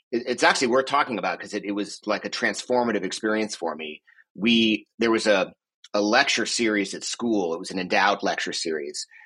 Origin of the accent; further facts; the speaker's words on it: Boston, Massachusetts, United States; born there; also born or lived in Boulder; I was born in Boston, although actually we moved to Boulder when I was uh, 11 days old.